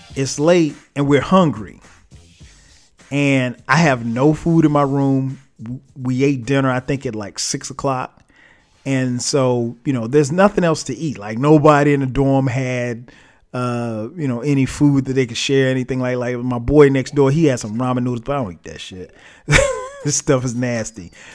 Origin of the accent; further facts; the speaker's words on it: Florence, South Carolina, United States; now in Atlanta, United States; I grew up in Florence, South Carolina